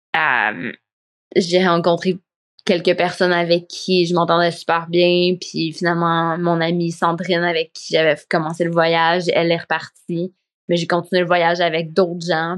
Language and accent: French; Quebec, Canada; moved away as an adult; also born or lived in Spain; quand je suis partie du Québec